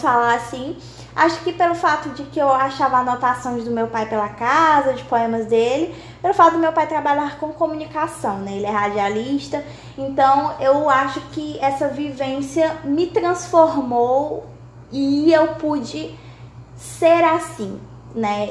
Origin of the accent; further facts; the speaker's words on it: Dom Pedro, Maranhão, Brazil; moved away as an adult; now in Teresina, Brazil; sou natural do Maranhão, de Dom Pedro Maranhão, porém atualmente por causa de estudos estou em Teresina, no Piauí